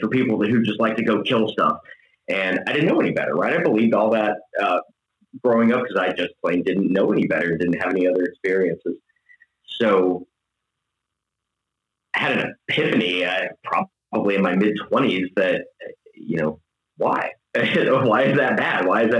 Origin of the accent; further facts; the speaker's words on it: Tampa, Florida, United States; also born or lived in Tallahassee, Florida / southern Wisconsin; originally from Tampa, Florida, moved to southern Wisconsin from Tallahassee, Florida, native Floridian